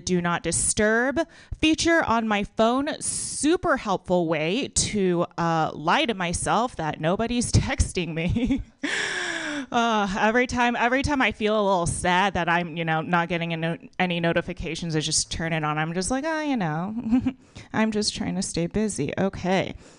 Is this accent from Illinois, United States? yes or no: no; Texas, United States; I grew up in Texas.